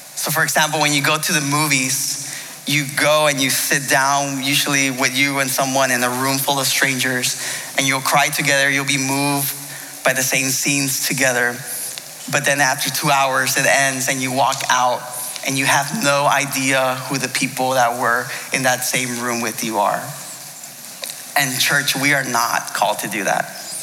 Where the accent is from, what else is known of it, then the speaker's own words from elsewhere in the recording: United States; I'm Mexican. My parents are from Mexico. I was born here in the States, but I still, uh, I'm Mexican American